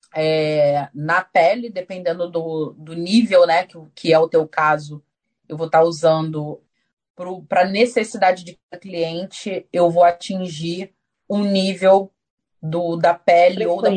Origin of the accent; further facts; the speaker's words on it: Brazil; now in Auckland, New Zealand; eu venho do Brasil já de muitos anos